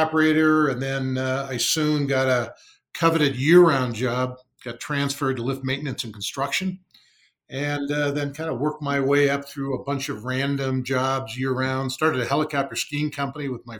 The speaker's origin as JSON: {"language": "English", "town": "Arcadia", "region": "California", "country": "United States", "tie": "born or raised there", "said": "I grew up in Southern California, in a suburb called Arcadia"}